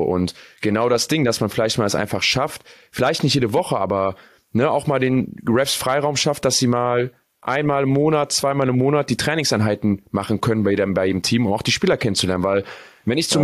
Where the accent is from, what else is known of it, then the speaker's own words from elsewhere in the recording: North Rhine-Westphalia, Germany; ich komme aus NRW